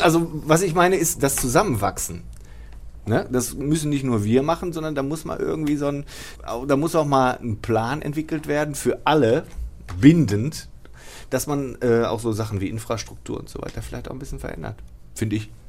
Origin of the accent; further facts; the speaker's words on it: Bochum, North Rhine-Westphalia, Germany; aus Wattenscheid bin. Ich bin aus der Südfeldmark